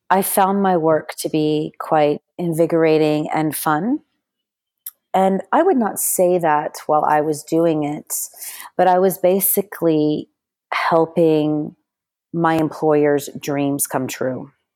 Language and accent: English; Texas, United States; accent: American; moved away as an adult; also born or lived in Spain / Sudan / London; now in Dubai, United Arab Emirates; I was born in Texas, and, um, I, I've had my entire childhood and education in the United States, but, um, even though I speak with an American accent